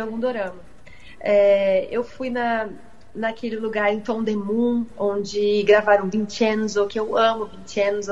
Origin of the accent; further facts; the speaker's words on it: Brazil; eu realmente sou brasileira, não tenho nenhuma ascendência né, asiática, oriental.